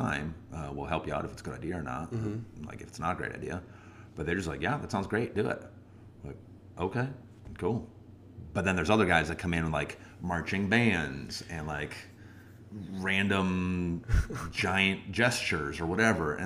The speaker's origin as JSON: {"language": "English", "region": "Wisconsin", "country": "United States", "said": "I hope I can be a good Wisconsin guy for you"}